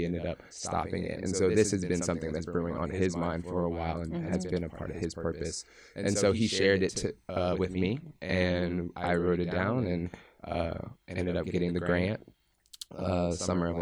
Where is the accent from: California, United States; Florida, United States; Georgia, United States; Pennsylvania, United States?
Pennsylvania, United States; Philadelphia; as a kid growing up in Philadelphia